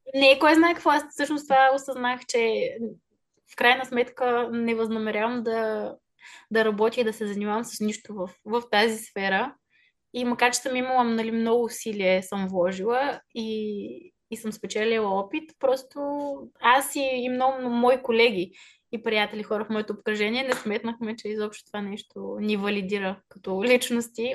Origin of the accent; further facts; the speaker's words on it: Sofia, Sofia City, Bulgaria; moved away as an adult; also born or lived in Yablanitsa (mother's origin); now in United States; Аз съм от София